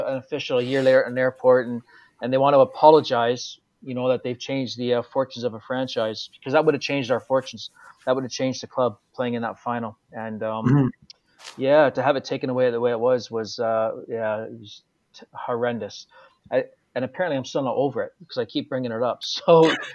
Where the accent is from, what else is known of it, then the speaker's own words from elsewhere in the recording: Toronto, Ontario, Canada; moved away; also born or lived in Edmonton; as this Canadian coming through the system